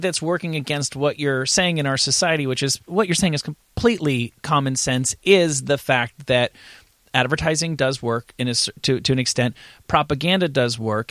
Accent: East Coast, United States; I'm from the East Coast.

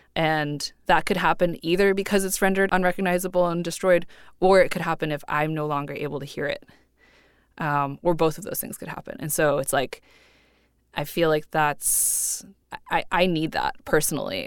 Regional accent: Cupertino, California, United States; I grew up in Cupertino

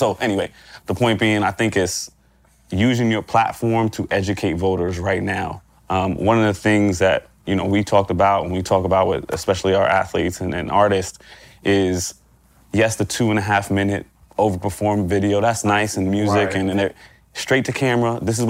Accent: Florida, United States; Number one is, I'm from Florida, so I got to say something about Florida.

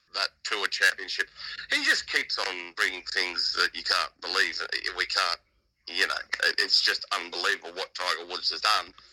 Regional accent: Australia; now in United Kingdom; As an Australian

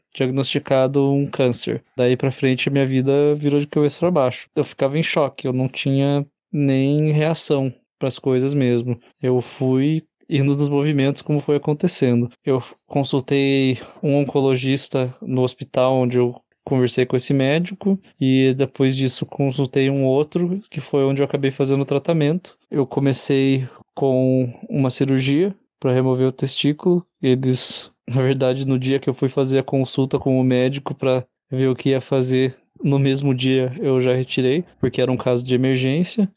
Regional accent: Curitiba, Paraná, Brazil; sou de Curitiba

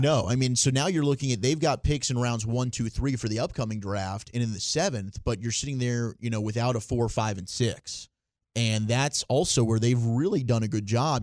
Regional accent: Plano, Texas, United States; growing up in Plano and being a Dallas Cowboy fan

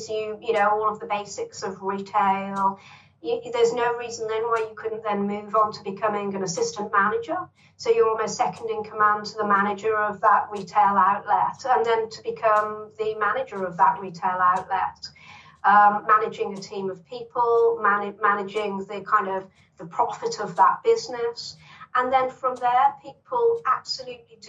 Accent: Birmingham, West Midlands, United Kingdom; I grew up in Longbridge in Birmingham, which Longbridge, is where Longbridge Car Plant was, on the outskirts of Birmingham, very working

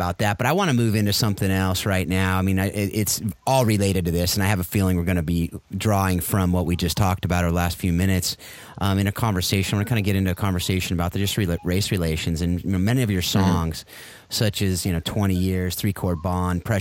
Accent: Mission Viejo, California, United States; moved away; also born or lived in Atlanta; I grew up in Mission Viejo, South Orange County, California.

